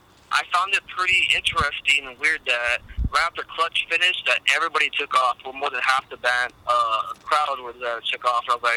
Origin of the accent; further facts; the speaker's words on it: San Antonio, Texas, United States; we're from San Antonio, so we drove out there maybe at 1 o'clock.